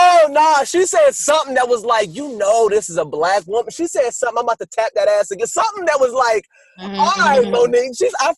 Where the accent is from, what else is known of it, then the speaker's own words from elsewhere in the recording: the South, United States; I didn't grow up like that. I'm from the South. We speak quietly and we lead with love